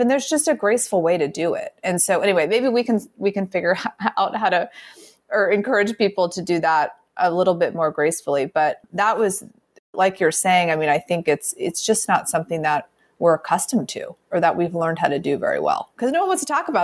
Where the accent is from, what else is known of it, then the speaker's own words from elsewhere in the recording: Midwest, United States; also born or lived in the South; grew up in the Midwest